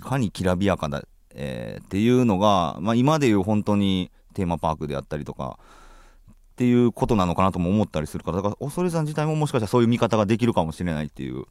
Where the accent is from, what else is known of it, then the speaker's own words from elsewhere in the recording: Kansai, Japan; 僕は関西出身ですけど、はい、関西出身